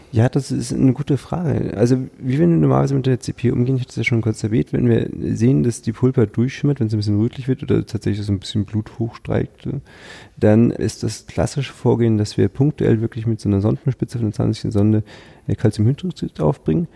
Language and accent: German; Pinneberg, Schleswig-Holstein, Germany; also born or lived in Kiel; ich komme ja aus Pinneberg, also okay. bin ich geboren nördlich von Hamburg